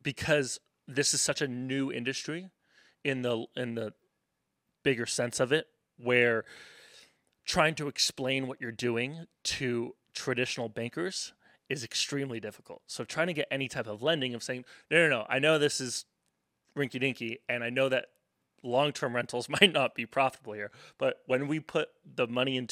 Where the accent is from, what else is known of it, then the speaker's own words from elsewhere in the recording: Tennessee, United States; accent: Tennessean; my Tennessean accent